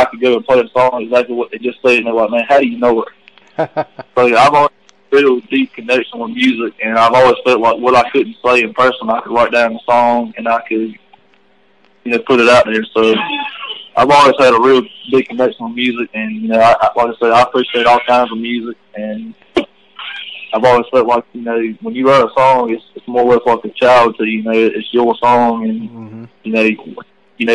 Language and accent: English; North Carolina, United States; Growing up in Orlando, Millennium, North Carolina